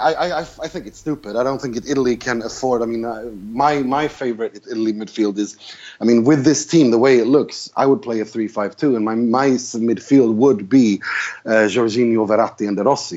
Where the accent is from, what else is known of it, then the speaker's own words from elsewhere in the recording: Sweden; I'm from Sweden or I live in Sweden